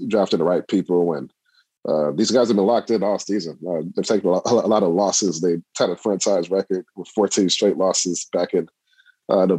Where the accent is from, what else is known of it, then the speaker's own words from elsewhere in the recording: Detroit, Michigan, United States; moved away as an adult; also born or lived in Memphis / Pittsburgh; I'm from Detroit, moved back. Like, just from living in Memphis and in Pittsburgh